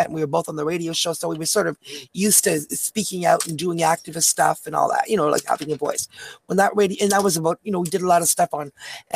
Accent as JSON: {"language": "English", "country": "Canada", "said": "We're from Canada. So we're over the border"}